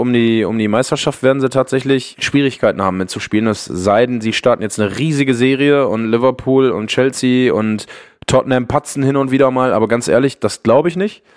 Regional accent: Ruhr area, North Rhine-Westphalia, Germany; Ich komme aus dem Ruhrgebiet, ich bin Kind des Ruhrgebiets

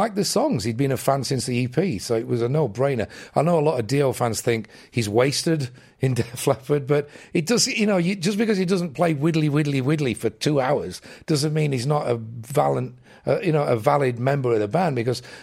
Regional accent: England, United Kingdom; as an English kid

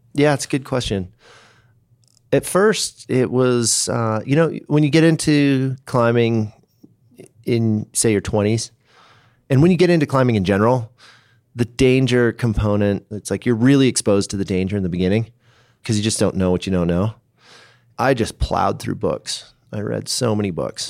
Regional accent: Seattle, Washington, United States; now in Boulder, United States; I grew up in the Northwest, so Seattle, that whole zone

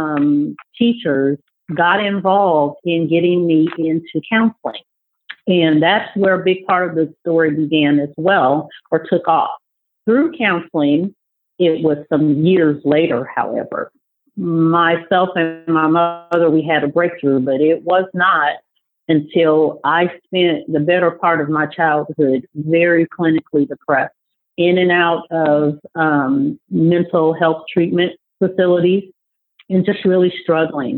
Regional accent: Des Moines, Iowa, United States; moved away; also born or lived in Kansas City, Missouri; I was born and raised in Des Moines, Iowa

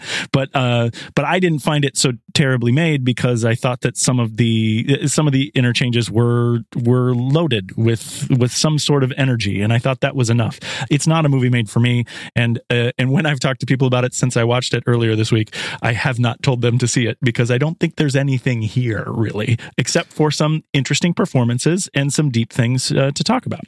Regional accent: suburbs of Minneapolis, Minnesota, United States; I'm mostly from around the suburbs of Minneapolis, Minnesota.

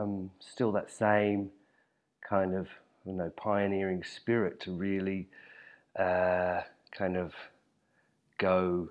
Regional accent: Hobart, Tasmania, Australia; I was born and raised in Hobart, and I studied furniture design at university, the local art school there in Hobart

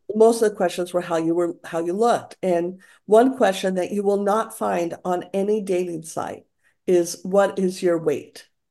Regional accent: Santa Fe, New Mexico, United States; also born or lived in Alameda; now in San Francisco, United States; Santa Fe was my hometown

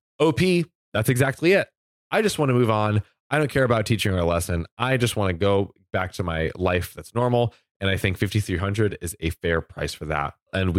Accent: Florida, United States; I'm from Florida.

